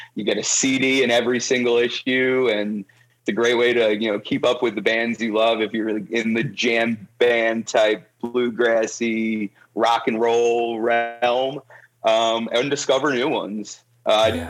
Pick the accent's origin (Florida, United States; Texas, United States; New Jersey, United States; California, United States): New Jersey, United States; Toms River; moved away as an adult; now in Nashville, United States; I was born and raised in Toms River, New Jersey